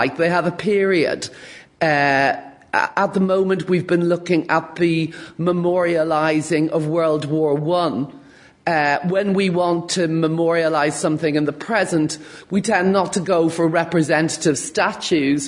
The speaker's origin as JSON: {"language": "English", "town": "Dublin", "region": "Leinster", "country": "Ireland", "moved": "yes", "lives_now": "Belfast, United Kingdom", "said": "I'm from Dublin"}